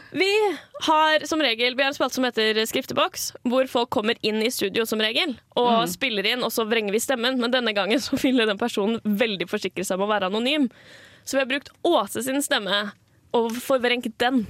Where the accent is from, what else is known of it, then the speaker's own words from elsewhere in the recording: Asker, Akershus, Norway; jeg kommer jo fra Asker